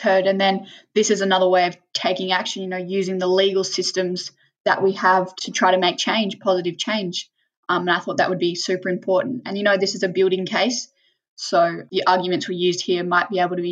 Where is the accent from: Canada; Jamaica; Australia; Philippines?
Australia; Bunbury, Western Australia; I'm 15. I come from Bunbury in Western Australia